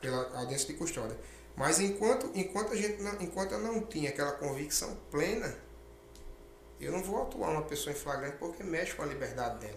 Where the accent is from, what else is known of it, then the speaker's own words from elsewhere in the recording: Rio Grande do Norte, Brazil; now in Mato Grosso, Brazil; lá no meu estado, é, a, a, no Rio Grande do Norte